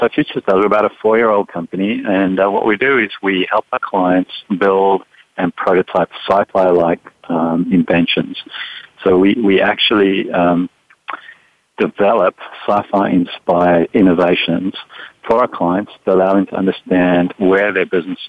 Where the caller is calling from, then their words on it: San Francisco, California, United States; I am up in San Francisco.